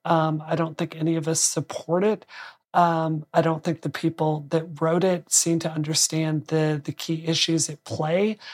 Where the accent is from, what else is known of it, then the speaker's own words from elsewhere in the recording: Mississippi, United States; my home state